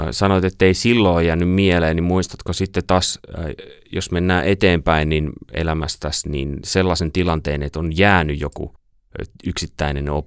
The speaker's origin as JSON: {"language": "Finnish", "town": "Noormarkku", "region": "Satakunta", "country": "Finland", "tie": "born or raised there", "moved": "yes"}